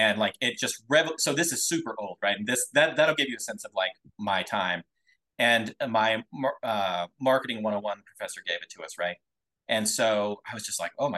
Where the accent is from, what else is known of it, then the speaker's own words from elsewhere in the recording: Twin Falls, Idaho, United States; I grew up in Idaho, tiny little town called Twin Falls